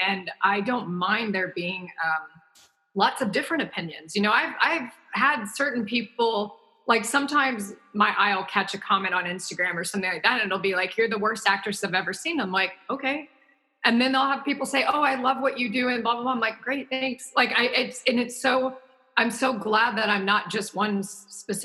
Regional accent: the South, United States; me growing up in the South

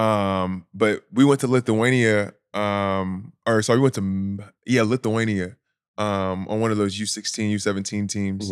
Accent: Anaheim, California, United States; also born or lived in the Southern United States; I was born in Anaheim, California. Uh, my parents from the South, so I needed some time back, um, in the South right after, then I moved back to California. So, I would say California, born and raised.

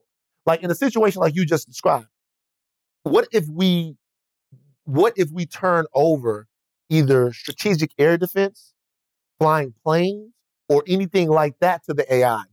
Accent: Baton Rouge, Louisiana, United States; I'm from Baton Rouge

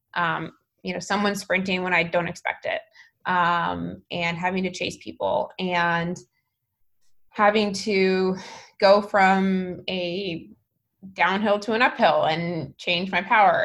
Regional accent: Alaska, United States; also born or lived in San Francisco; now in Menlo Park, United States; I'm from Alaska

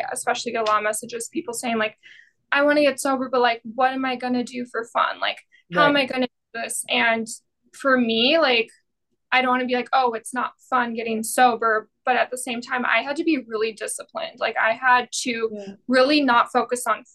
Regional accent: Fargo, North Dakota, United States; especially from my hometown in Fargo, because there's such a big drinking culture here

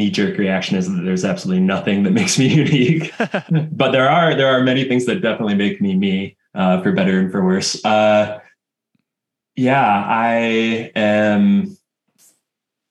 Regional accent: Midwest, United States; moved away as an adult; also born or lived in Missoula, Montana; I grew up in the Midwest

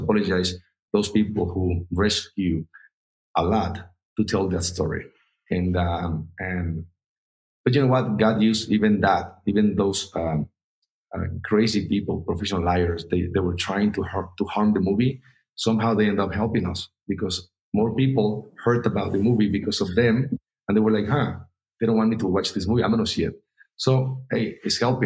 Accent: Mexico; I'm from Mexico

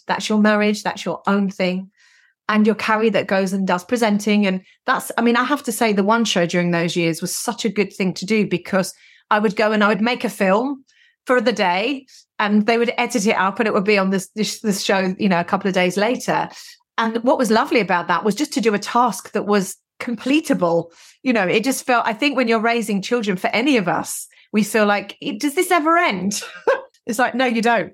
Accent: London, United Kingdom; I grew up in North London, i, in the sixties and seventies

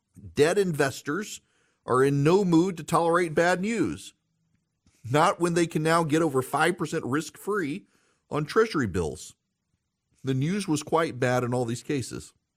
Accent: Louisiana, United States; I'm from Louisiana. It's great to be on the radio in my home state.

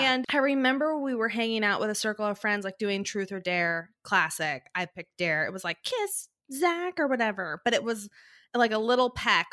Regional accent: Portland, Oregon, United States; born or raised there; also born or lived in Nebraska

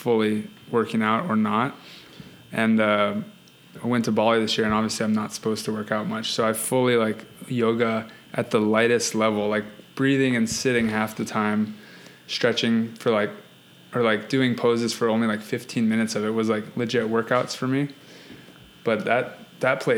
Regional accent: Hawaii, United States; I'm from Hawaii, so that's why we didn't travel. We didn't travel growing up because I grew up in a vacation spot.

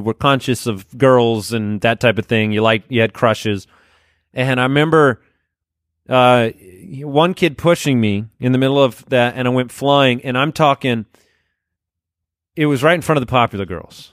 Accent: Arizona, United States; we grew up in Arizona where it was one hundred twenty degrees outside

